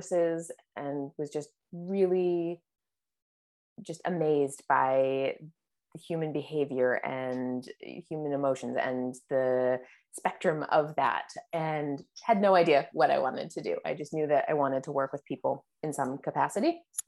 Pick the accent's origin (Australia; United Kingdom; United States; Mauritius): United States; Cape Cod, Massachusetts; also born or lived in Boston; I grew up on Cape Cod.